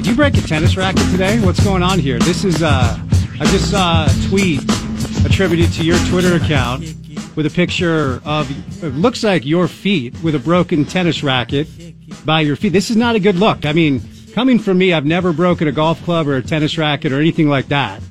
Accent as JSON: {"language": "English", "region": "Northeast", "country": "United States", "tie": "born or raised there", "moved": "yes", "lives_now": "Utah, United States", "said": "I'm a child of the Northeast"}